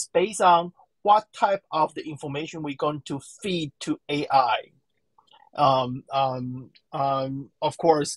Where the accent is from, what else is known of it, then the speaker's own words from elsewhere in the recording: Taiwan; I'm from Taiwan, I'm a Chinese.